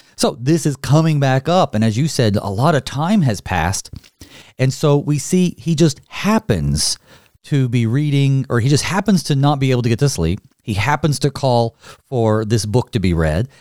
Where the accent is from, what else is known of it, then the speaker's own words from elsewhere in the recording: North Carolina, United States; now in Minnesota, United States; I grew up in North Carolina, and now I'm here, here in Minnesota